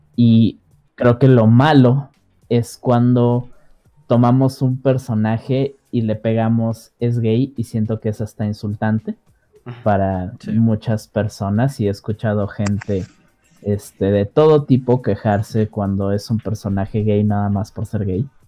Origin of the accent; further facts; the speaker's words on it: Mexico; todos crecimos como mexicanos